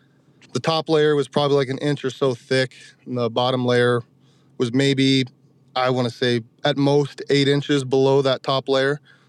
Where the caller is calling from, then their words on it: North Dakota, United States; Southwest North Dakota.